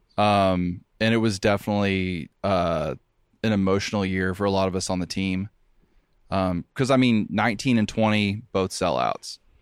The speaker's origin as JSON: {"language": "English", "town": "Seymour", "region": "Tennessee", "country": "United States", "also_born_or_lived": "Nashville", "said": "I'm from Seymour"}